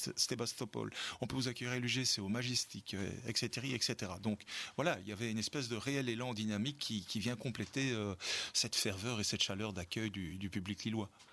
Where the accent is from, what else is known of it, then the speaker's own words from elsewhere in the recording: Belgium; en tant que Belge